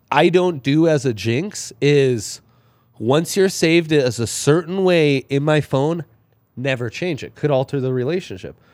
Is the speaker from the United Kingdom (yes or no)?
no; Italy; moved away; growing up in Italy